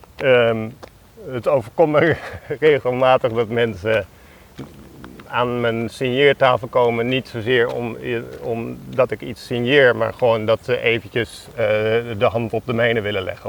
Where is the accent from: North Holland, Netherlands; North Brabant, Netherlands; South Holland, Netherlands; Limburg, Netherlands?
South Holland, Netherlands; Alphen aan den Rijn; moved away; Dat is mijn jeugd, dat is waar ik ben opgegroeid